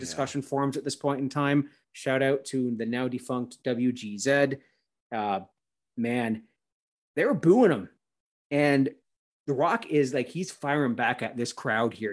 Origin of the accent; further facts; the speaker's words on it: Canada; I'm a Christian Canadian